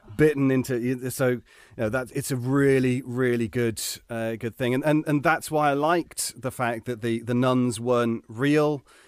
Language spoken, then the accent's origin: English; United Kingdom; as a British person